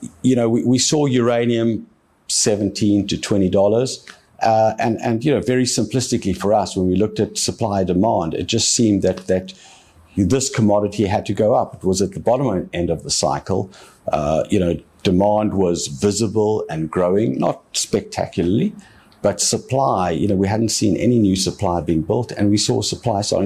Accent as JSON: {"language": "English", "town": "Cape Town", "region": "Western Cape", "country": "South Africa", "tie": "born or raised there", "said": "this is my hometown."}